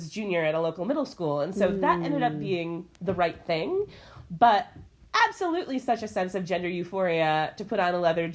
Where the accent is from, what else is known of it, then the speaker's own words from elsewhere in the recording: Midwest, United States; I'm from the Midwest